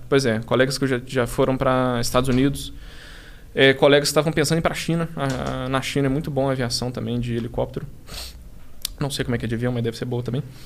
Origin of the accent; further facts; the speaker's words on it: Belo Horizonte, Minas Gerais, Brazil; moved away as an adult; now in São Paulo, Brazil; nós dois somos de Belo Horizonte